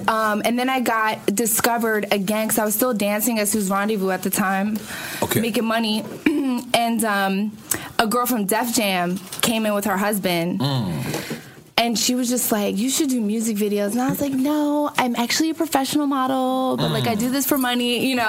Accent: Philadelphia, Pennsylvania, United States; moved away as an adult; now in California, United States; I'm like, yo, I was born and raised in Borden Ellsworth.

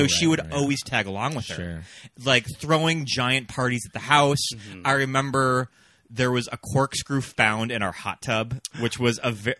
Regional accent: California, United States; Especially growing up in California too.

